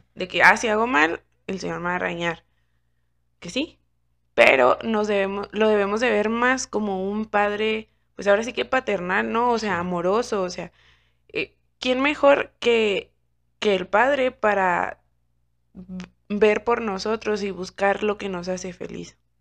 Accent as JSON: {"language": "Spanish", "region": "Chihuahua", "country": "Mexico", "said": "nosotros somos de Chihuahua."}